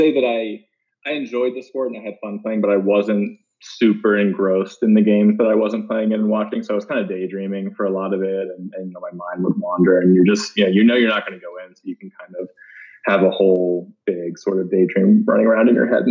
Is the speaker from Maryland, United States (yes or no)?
yes; Baltimore, Maryland, United States; moved away as an adult; I was born and raised in Baltimore and lived there until I went to college